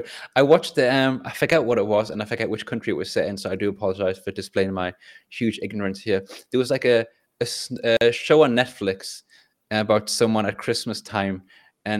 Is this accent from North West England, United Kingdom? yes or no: no; North East England, United Kingdom; I'm from Northeast England